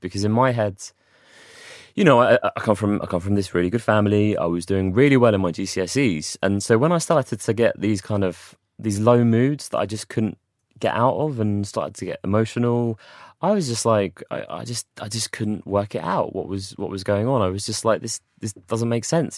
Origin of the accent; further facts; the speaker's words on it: London, United Kingdom; moved away as an adult; also born or lived in Watford / Manchester; I'm from London originally.